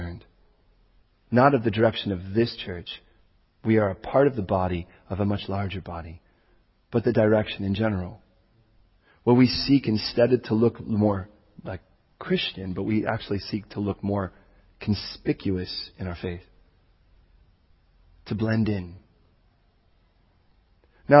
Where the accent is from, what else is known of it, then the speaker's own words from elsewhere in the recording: Chicago, Illinois, United States; now in California, United States; I was born in Chicago. And when I was born in Chicago, do you know what they called me? A Chicagoan. I talk like this